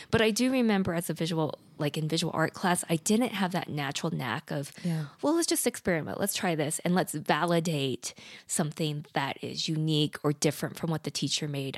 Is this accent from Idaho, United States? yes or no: yes; Idaho, United States; moved away; also born or lived in South Korea; I was adopted from Korea at eight months old, and I grew up in the rural areas of Idaho on a dirt road